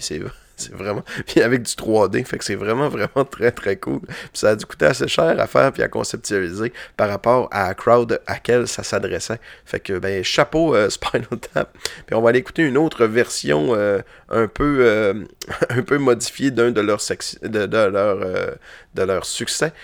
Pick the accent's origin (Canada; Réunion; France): Canada; Roberval, Quebec; moved away as an adult; now in Quebec City, Canada; étant ticu à Robertval